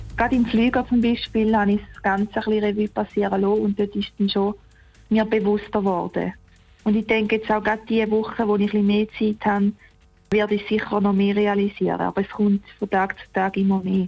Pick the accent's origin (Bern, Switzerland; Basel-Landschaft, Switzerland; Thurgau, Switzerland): Thurgau, Switzerland; Mettendorf; in Mitterdorf, wo ich aufgewachsen bin